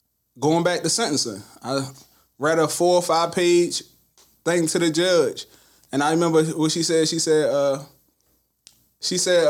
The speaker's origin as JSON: {"language": "English", "town": "Baltimore", "region": "Maryland", "country": "United States", "said": "I'm from East Baltimore"}